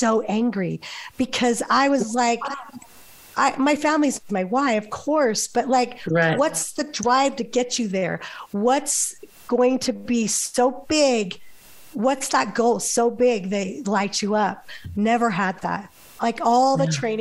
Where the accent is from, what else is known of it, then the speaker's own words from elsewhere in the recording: Las Vegas, Nevada, United States; moved away; also born or lived in New Harmony, Utah; I'm from Las Vegas originally